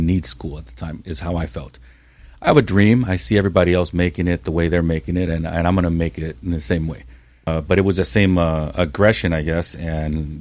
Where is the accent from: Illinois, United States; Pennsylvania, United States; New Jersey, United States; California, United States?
California, United States; Santa Ana; I grew up in Santa Ana. I grew up on Townsend Street